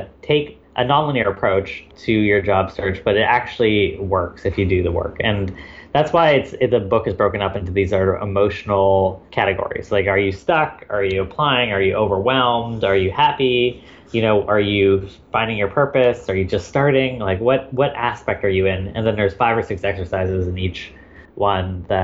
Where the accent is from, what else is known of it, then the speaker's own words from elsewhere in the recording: Victoria, British Columbia, Canada; I am Canadian. I grew up in a small town called Victoria, BC